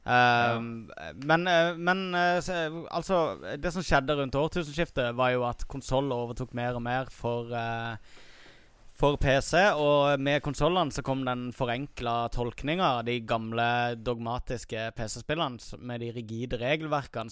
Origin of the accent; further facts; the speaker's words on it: Kristiansand, Agder, Norway; Pappa hadde akkurat fått en 286 eh, på hjemmekontoret sitt hjemme i Kristiansand